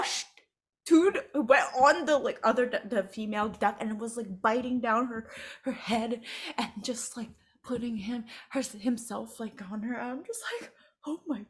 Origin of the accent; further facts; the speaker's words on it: Macau; now in United States; Together, we're from Macau. And that's why we speak Cantonese.